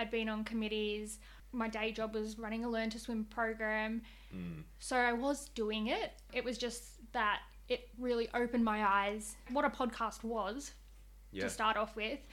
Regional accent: Australia; I grew up, I guess, like most Australians, doing learn to swim

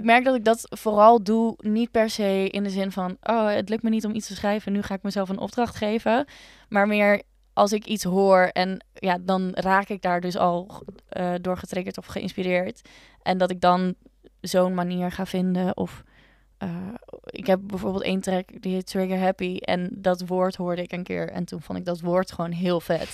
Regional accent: Leeuwarden, Friesland, Netherlands; now in Utrecht, Netherlands; ik ben dus opgegroeid in Leeuwarden

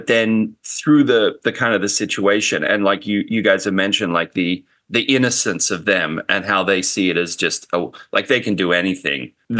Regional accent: Australia; now in Los Angeles, United States; living in LA and growing up in Australia, the big difference is, like, Australia doesn't have, like, a big film scene.

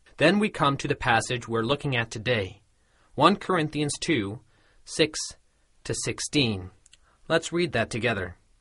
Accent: Colorado, United States; close to where I grew up in Colorado

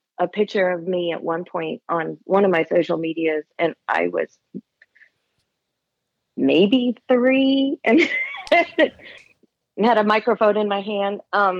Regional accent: Maryland, United States; Southern Maryland, in Lesby.

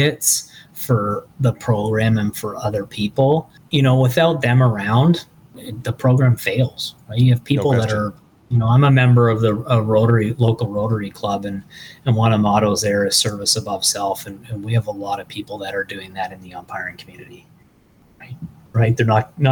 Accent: Thorold, Ontario, Canada; I'm from Thorold

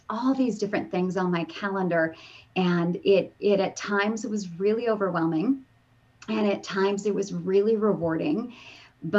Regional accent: Canada; moved away as an adult; I'm originally from Canada, and we moved down because of a signing bonus

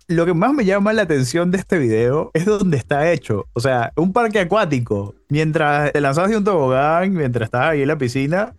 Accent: Peru; en Perú tuvimos nuestra propia versión a finales de los 90

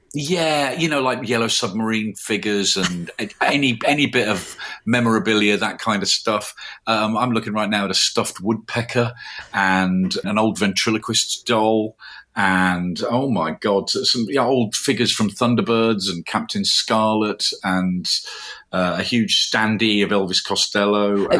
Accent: Birmingham, West Midlands, United Kingdom; I'm from Birmingham. I thought I should write about, you know, the city I grew up in.

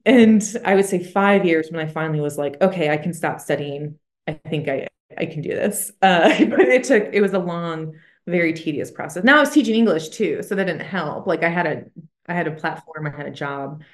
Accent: Michigan, United States; moved away as an adult; also born or lived in Bible Belt; I'm from Michigan, and again, I moved to the Bible Belt, and I was so nervous, 'cause where I'm from, you don't share your faith

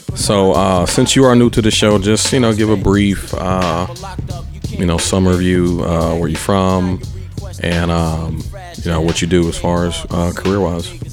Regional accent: Atlanta, Georgia, United States; I'm from Atlanta too

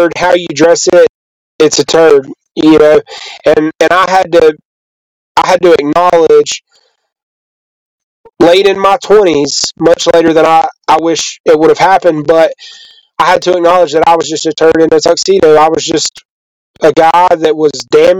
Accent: the South, United States; I grew up believing in the South that men don't cry

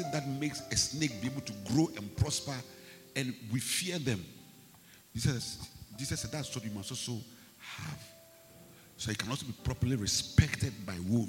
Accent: Ghana

